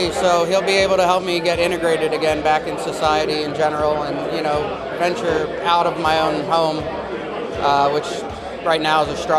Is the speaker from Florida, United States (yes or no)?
no; Gloucester City, New Jersey, United States; Gloucester City.